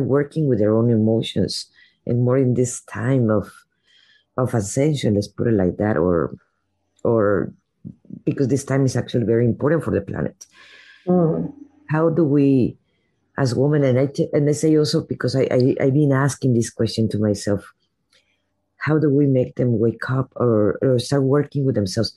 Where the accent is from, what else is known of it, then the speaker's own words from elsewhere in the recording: Mexico; now in United States; I grew up in Mexico